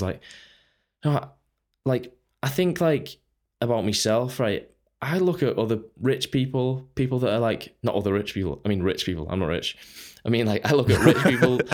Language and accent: English; Runcorn, North West England, United Kingdom; I Grew up on Runcorn. It's, uh, it's just a small town, Northwest.